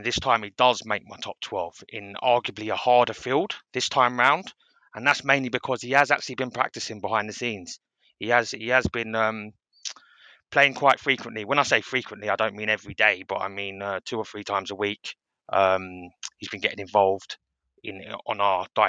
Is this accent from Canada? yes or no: no; London, United Kingdom; I'm from London and it's the capital city of the world